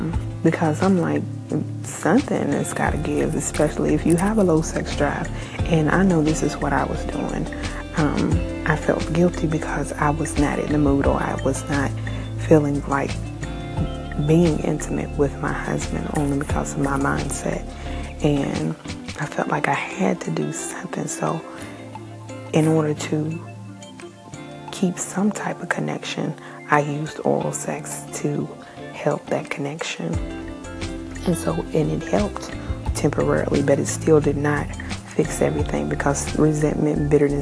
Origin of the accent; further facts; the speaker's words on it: New Zealand; And again, I am Kiwi.